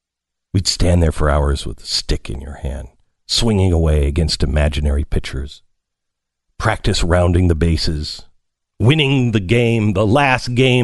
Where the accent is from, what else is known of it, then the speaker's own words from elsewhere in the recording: Pacific Northwest, United States; I grew up in the Pacific Northwest, so it was a little waterlogged.